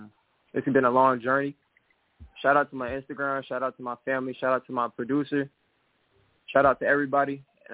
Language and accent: English; Atlanta, Georgia, United States; also born or lived in Brooklyn, New York; I'm from I'm actually from Brooklyn, New York, but then I also was raised in Atlanta, Georgia.